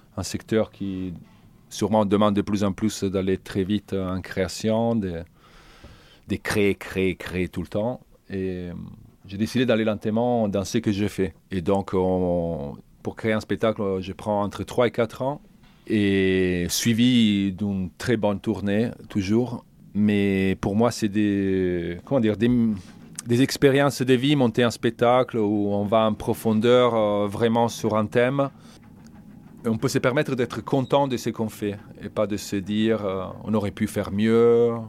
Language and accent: French; Italy; French is a second language; moved away as an adult; also born or lived in Toulouse; je suis italien